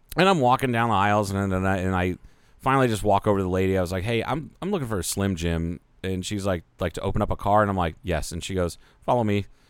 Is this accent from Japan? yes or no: no; Ohio, United States; now in Kingman, Arizona, United States; I grew up with in Ohio